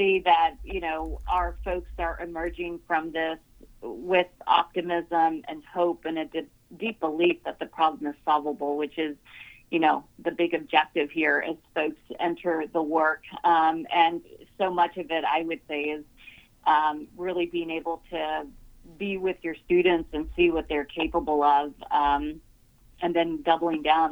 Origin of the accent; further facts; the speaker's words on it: Rio Grande Valley, Texas, United States; I grew up in the Rio Grande Valley